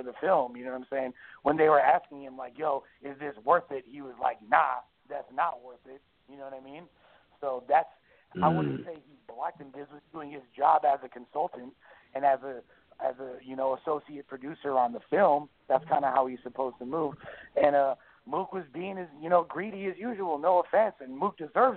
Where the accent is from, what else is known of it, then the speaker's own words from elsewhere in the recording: Los Angeles, California, United States; I grew up in Hollywood.